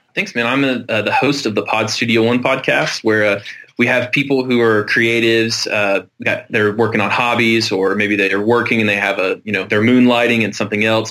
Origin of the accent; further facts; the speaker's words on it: Middle Tennessee, United States; I was born in Tennessee, I'm going to live in Tennessee, and I'm going to die in Tennessee